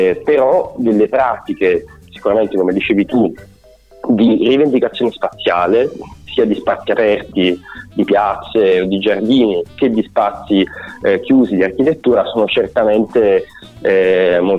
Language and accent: Italian; Avellino, Campania, Italy; moved away as an adult; nato ad Avellino, {S0} okay, {S1} ho vissuto ad Avellino